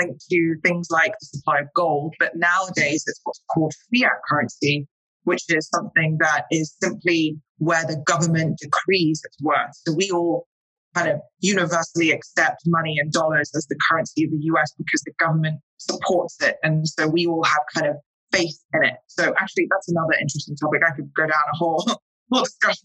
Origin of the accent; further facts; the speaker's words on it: London, United Kingdom; accent: English; moved away as an adult; now in New York, United States; I am British. I am from London. I've actually been in New York and in the US for the past 7 years.